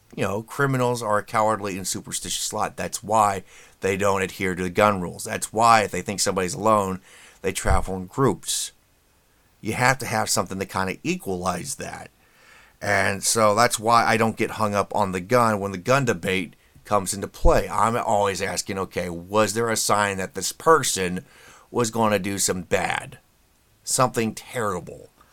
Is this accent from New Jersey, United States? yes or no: no; Indiana, United States; my home state here